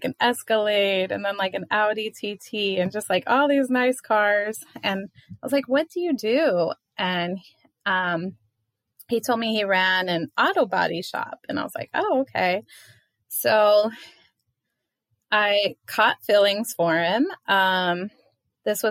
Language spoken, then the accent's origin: English; Southwest, United States; moved away as an adult; also born or lived in Las Vegas; now in East Coast, United States; I live on the East Coast, but I am originally from the Southwest